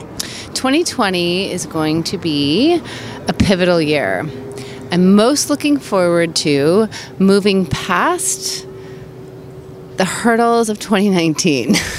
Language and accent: English; New York City, New York, United States; New York City